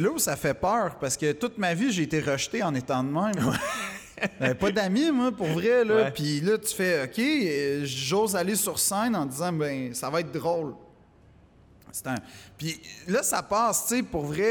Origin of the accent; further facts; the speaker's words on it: Quebec, Canada; accent: Québécois; mon accent québécois